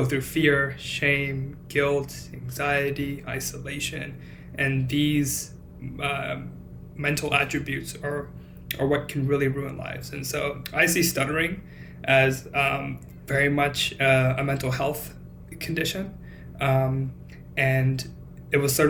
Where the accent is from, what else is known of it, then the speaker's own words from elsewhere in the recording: Cupertino, California, United States; moved away as an adult; also born or lived in Los Angeles, United States; now in Boston, United States; I grew up in California, around San Jose, California, a place called Cupertino